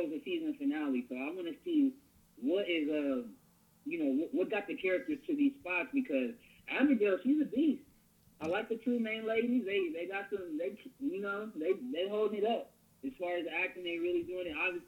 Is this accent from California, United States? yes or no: yes; Ontario, California, United States; also born or lived in Los Angeles, California / San Diego, California; I'm from Ontario, California. Born and raised out here